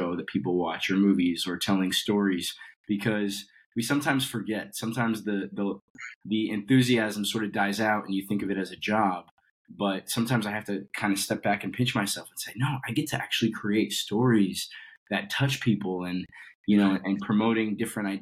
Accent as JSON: {"language": "English", "region": "Colorado", "country": "United States", "tie": "born or raised there", "said": "So I grew up in Colorado, and I was doing theater since I was, 13 years old."}